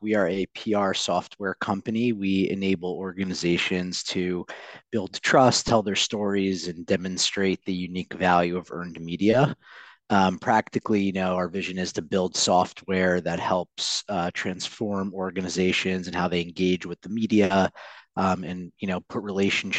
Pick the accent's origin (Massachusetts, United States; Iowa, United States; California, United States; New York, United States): New York, United States; New York City; I'm a very proud native New Yorker. So I grew up on the Upper East Side